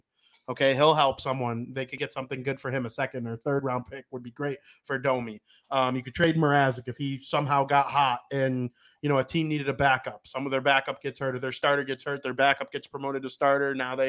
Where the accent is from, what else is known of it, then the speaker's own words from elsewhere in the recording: Chicago, Illinois, United States; I actually enjoy being a Chicagoan